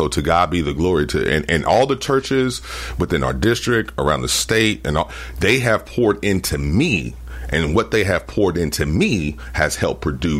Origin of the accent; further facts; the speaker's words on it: Columbia, United States; I grew up in Columbia.